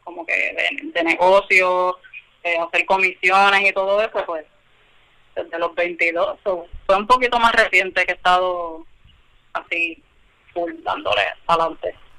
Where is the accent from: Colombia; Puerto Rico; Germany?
Puerto Rico; San Juan; now in Camuy, Puerto Rico; Vengo de San Juan